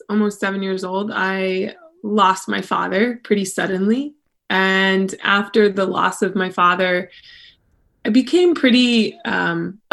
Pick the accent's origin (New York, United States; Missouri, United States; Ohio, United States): Ohio, United States; Akron; moved away as an adult; also born or lived in Kent, Ohio; now in Old Orchard Beach, United States; I'm originally from like Akron, Ohio